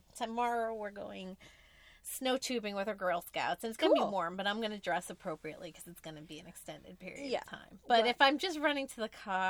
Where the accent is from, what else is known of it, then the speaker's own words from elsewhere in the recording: United States; we're American.